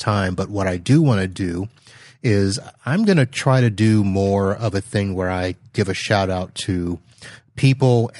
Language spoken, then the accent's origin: English; near Port Canaveral, Florida, United States; Port Canaveral, which is up by my hometown